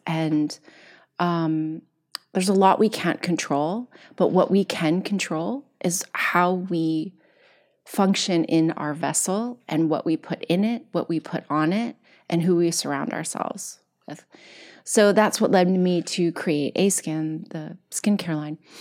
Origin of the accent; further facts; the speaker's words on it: Kentucky, United States; I'm from Kentucky